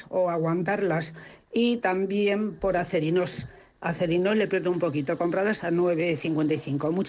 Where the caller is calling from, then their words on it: Madrid, Community of Madrid, Spain; Buenos días … quería preguntar por Grifols.